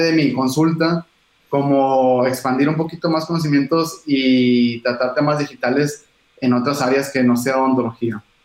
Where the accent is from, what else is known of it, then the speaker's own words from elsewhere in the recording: Monterrey, Nuevo León, Mexico; los dos somos de Monterrey